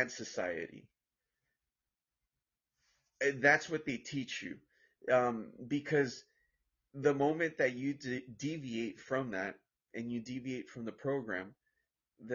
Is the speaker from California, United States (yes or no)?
yes; Orange, California, United States; I'm from United States of America. I'm from Orange, California